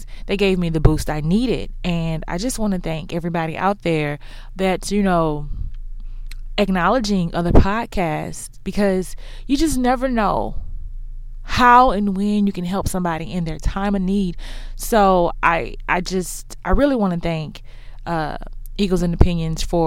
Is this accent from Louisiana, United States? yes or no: no; Houston, Texas, United States; accent: Texas; Yes, I'm from Houston. That's why I don't have a Dallas accent.